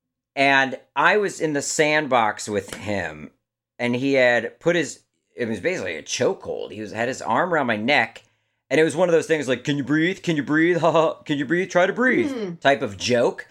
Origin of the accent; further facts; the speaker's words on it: Maryland, United States; moved away; I'm from Maryland originally